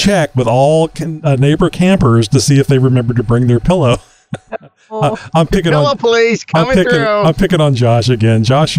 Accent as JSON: {"language": "English", "region": "California", "country": "United States", "said": "I don't live here. I'm just visiting. I'm from California."}